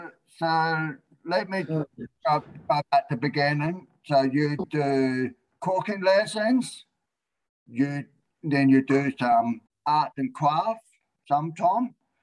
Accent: Yorke Peninsula, South Australia, Australia; moved away; also born or lived in Middleton / Adelaide; when I was growing up on York Peninsula.

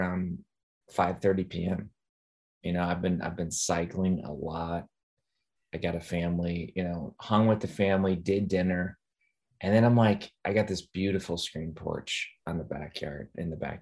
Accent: Midwest, United States; I'm from the Midwest

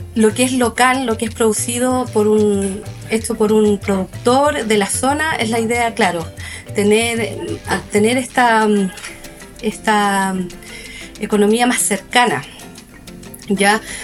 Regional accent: Pucón, Araucanía, Chile; somos de Pucón, del Hualmapu

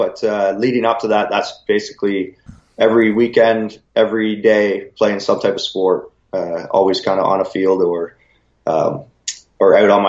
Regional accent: Collingwood, Ontario, Canada; Yeah, we're pretty lucky where where Collingwood is situated, we're right on Georgian Bay.

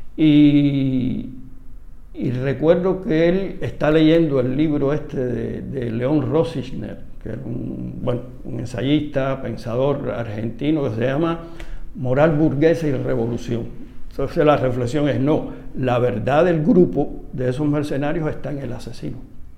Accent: Cuba; como cubano

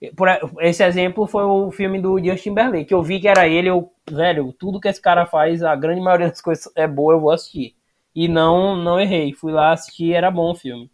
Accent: interior of Bahia, Brazil; now in Salvador, Brazil; eu moro em Salvador, sou do interior da Bahia, mas moro em Salvador

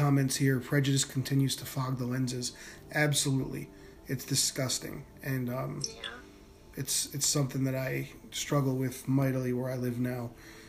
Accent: Northeast, United States; Okay, so I grew up in the Northeast, and, you know, so we used to go to the beach every year.

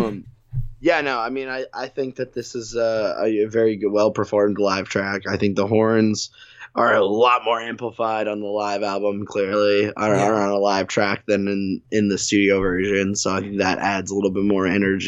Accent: New Jersey, United States; I am from New Jersey

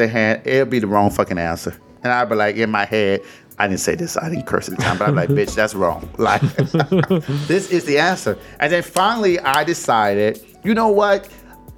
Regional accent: Detroit, Michigan, United States; moved away; I was born in Detroit, 313, Burlingame, Hamilton

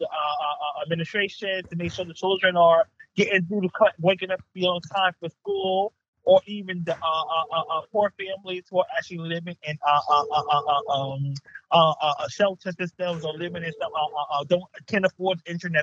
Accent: New York City, New York, United States; a New York native

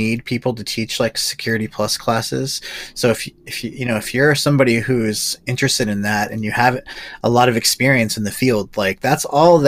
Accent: Southern California, United States; now in Northern California, United States; I grew up in SoCal.

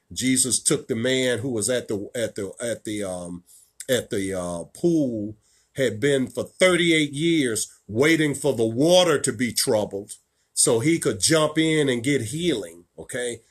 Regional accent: Richmond, Virginia, United States; right here in my hometown of Richmond, Virginia

